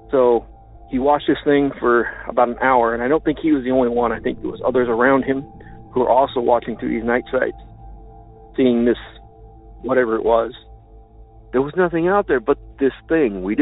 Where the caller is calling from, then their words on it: Illinois, United States; from Land of Lincoln.